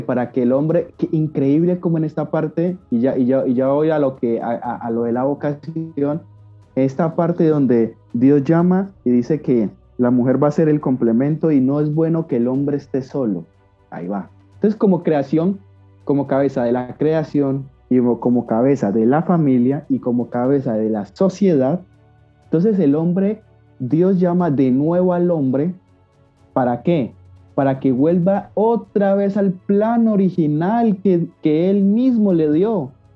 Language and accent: Spanish; Cali, Valle del Cauca, Colombia; Yo vivo en Cali, Colombia, Santiago de Cali, para los que quizás no conozcan, es una ciudad de las de las grandes que hay en mi país, Colombia.